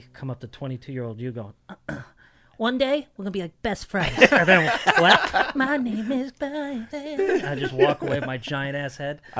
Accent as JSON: {"language": "English", "region": "Connecticut", "country": "United States", "tie": "born or raised there", "said": "I grew up in Connecticut."}